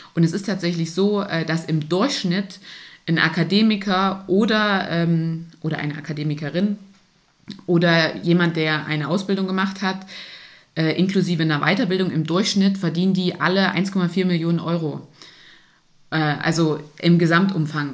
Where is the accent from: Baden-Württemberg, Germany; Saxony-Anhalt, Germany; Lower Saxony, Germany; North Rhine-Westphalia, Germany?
Saxony-Anhalt, Germany; moved away; also born or lived in Thuringia; hier Thüringen, ich komme aus Sachsen-Anhalt